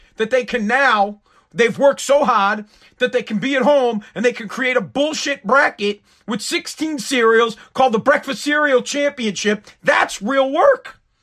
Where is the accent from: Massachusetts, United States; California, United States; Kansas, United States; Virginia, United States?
Massachusetts, United States; Boston; also born or lived in Revere, Massachusetts; I'm from Boston. I live in Revere, uh, Massachusetts, United States